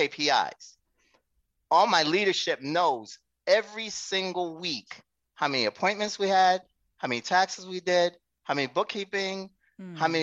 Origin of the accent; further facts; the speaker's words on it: Haiti; moved away; I was a child and still brought in to advise my parents on finances, because we're from Haiti